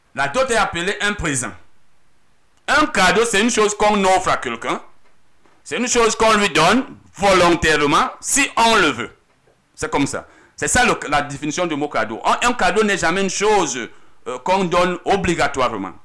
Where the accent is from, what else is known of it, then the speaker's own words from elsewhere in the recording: Cameroon; chez nous au Cameroun